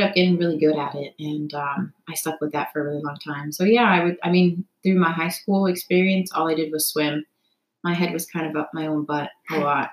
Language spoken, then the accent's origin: English; Toronto, Ontario, Canada; moved away as an adult; also born or lived in United States / Cincinnati; now in New York City, United States; I'm from Toronto, Canada. I was born in America, so I have dual citizenship, but I grew up basically 18 years of my life um, in Toronto, just outside of the city